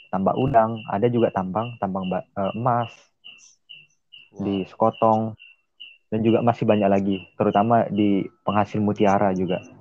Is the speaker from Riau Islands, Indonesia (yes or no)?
no; West Nusa Tenggara, Indonesia; klimaks klimaks saya nih sebagai eh, warga NTB tentunya eh, masyarakat NTB ini tidak mengenal potensi atau produk-produk yang ada di NTB.